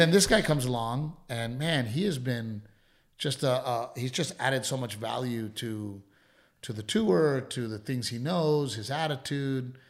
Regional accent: Gregory-Portland, Texas, United States; moved away; growing up in Gregory Portland

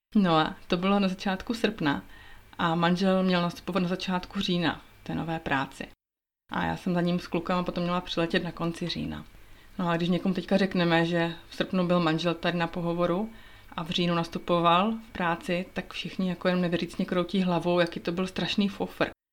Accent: Moravia, Czechia; moved away as an adult; also born or lived in Prague; now in Switzerland; to místo na Moravě, odkud pocházím

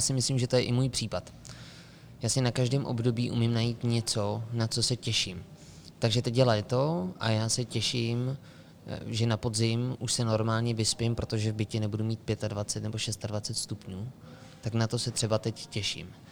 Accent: Karlovy Vary Region, Czechia; moved away; u nás, v Karlovarském kraji

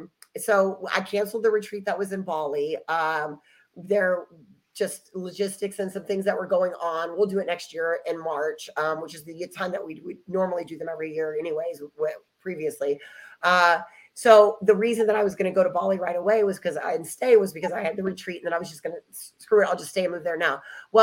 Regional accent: Dallas, Texas, United States; born there; So I was born in Dallas, Texas.

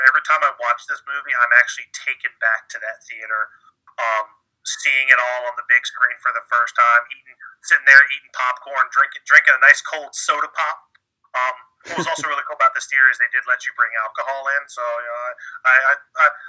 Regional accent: Norfolk, Virginia, United States; I grew up in Norfolk, Virginia

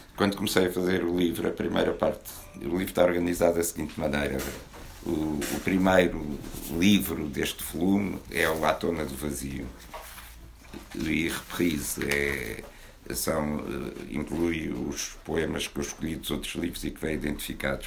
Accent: Porto, Norte, Portugal; moved away; also born or lived in Arles / Abrantes; a minha terra natal, embora a natal verdadeira seja o Porto

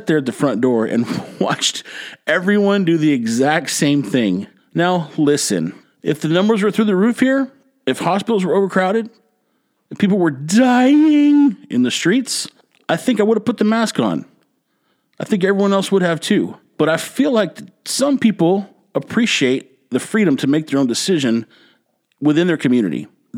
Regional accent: Texas, United States; Growing up in Texas, spending a lot of time in San Antonio or Houston, a lot of time near South Texas, I heard a lot of Mexican radio

